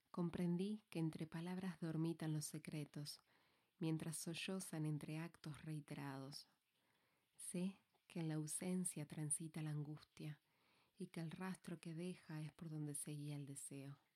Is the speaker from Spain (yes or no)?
yes; Valencia, Valencian Community, Spain; Soy de Valencia, no por elección, aunque finalmente me hice al lugar, resido aquí.